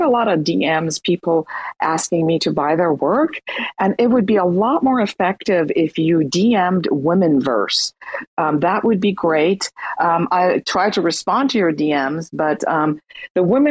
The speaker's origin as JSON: {"language": "English", "country": "Iran", "moved": "yes", "lives_now": "United States", "said": "I'm from Iran, living in the States"}